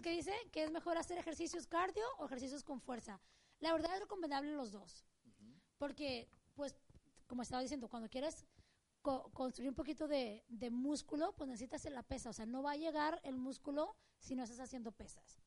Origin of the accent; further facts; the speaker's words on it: Mexico; moved away; crecí, en México